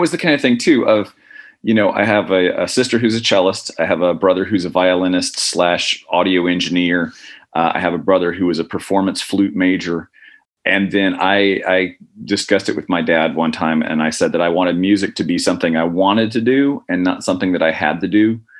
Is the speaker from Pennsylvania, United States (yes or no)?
no; Indiana, United States; born there; also born or lived in Oklahoma / Alabama; I was born in Indiana. My dad was an instructor who's chairman of the music department at Indiana Purdue in Fort Wayne, and then moved to Oklahoma. Moved to Alabama from there.